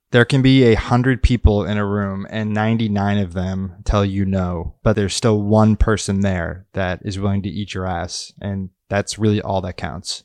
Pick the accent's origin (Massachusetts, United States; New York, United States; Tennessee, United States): Massachusetts, United States; moved away as an adult; now in Los Angeles, United States; my hometown area in Massachusetts